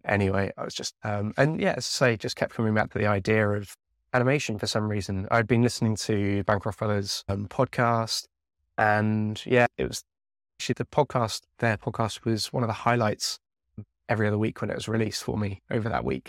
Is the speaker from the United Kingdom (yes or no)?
yes; Devon, South West England, United Kingdom; I grew up down in Devon